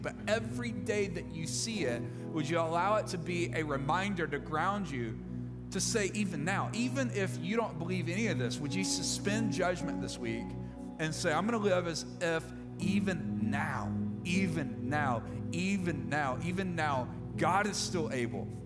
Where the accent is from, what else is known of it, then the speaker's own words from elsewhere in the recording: Mississippi, United States; I'm from Mississippi